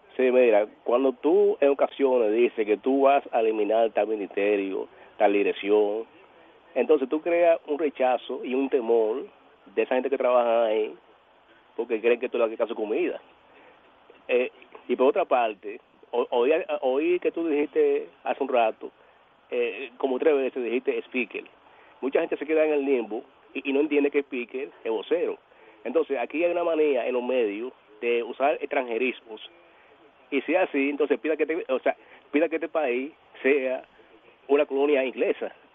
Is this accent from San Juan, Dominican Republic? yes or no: yes; San Juan de la Maguana, San Juan, Dominican Republic; Mi pueblo, natal. San Juan de la Maguana